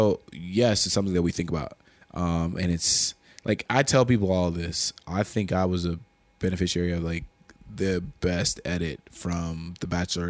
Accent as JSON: {"language": "English", "town": "Chicago", "region": "Illinois", "country": "United States", "said": "there are some people like me in Chicago. When I go out to Chicago now, it's like – they know me because I'm from Chicago."}